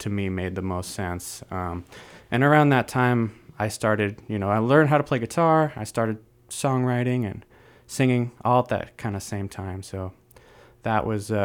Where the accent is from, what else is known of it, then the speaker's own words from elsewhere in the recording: Bay Area, California, United States; I was born and raised in the Bay Area, so I've been here for 25 years.